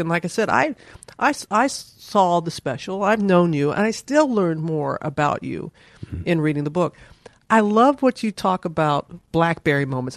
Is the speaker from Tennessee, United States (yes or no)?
no; Mississippi, United States; growing up in Mississippi